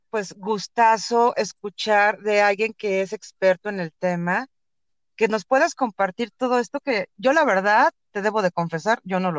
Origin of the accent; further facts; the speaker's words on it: Mexico; Bueno, yo, yo aquí, ajá, soy mexicano.